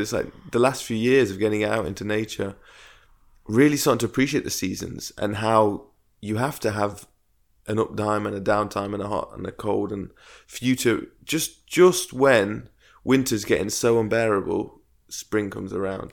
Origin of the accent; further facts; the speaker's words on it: Derby, East Midlands, United Kingdom; moved away; I moved back to my hometown, Derby, where we are now